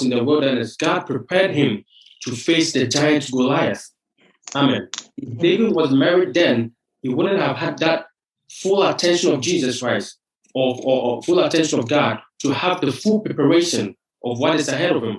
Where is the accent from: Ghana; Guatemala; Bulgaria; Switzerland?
Ghana; moved away as an adult; now in United States; I'm originally from Ghana, West Africa.